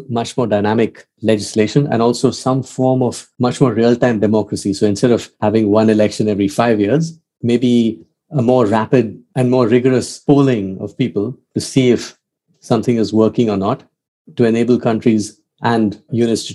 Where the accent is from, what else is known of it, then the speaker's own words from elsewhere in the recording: India; moved away as an adult; also born or lived in Oxford; I grew up in India in the 80s